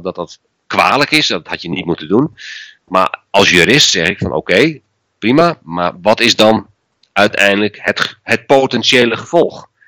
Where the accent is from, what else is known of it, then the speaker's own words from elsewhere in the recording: Friesland, Netherlands; ik ben geboren en getogen in Friesland